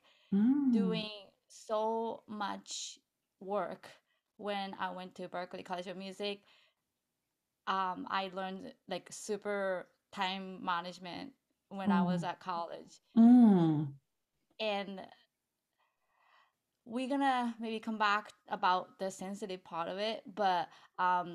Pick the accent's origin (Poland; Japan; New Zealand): Japan; now in United States; I am originally from Japan, but I live in America.